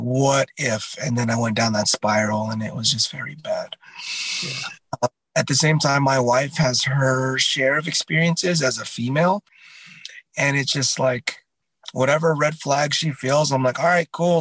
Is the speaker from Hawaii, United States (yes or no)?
no; Southern California, United States; I come from Southern California, and I think it's just got that vibe of like go with the flow